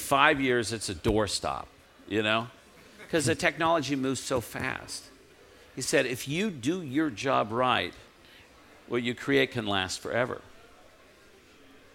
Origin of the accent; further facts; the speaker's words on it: Southern California, United States; I grew up in Southern California